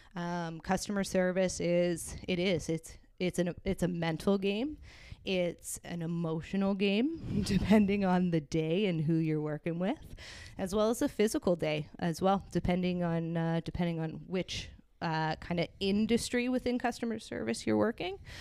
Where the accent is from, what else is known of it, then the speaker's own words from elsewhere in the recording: Hamilton, Ontario, Canada; grew up in Waterdown